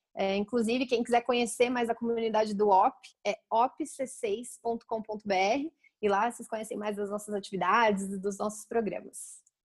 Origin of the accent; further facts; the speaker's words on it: Campinas, São Paulo, Brazil; eu sou de Campinas, né, interior de São Paulo